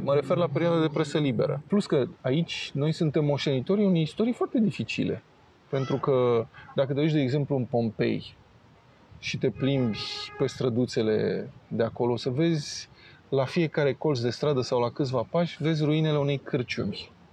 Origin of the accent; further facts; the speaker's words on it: Romania; m-a întrebat de unde sunt, că am văzut că sunt străin și a zis că sunt din România